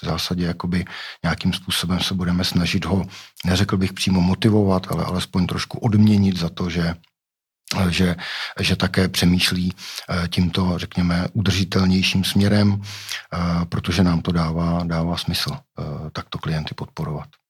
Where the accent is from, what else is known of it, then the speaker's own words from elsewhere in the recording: Pardubice, Pardubice Region, Czechia; já jsem z Pardubic, Pardubice to je, to je město cyklistů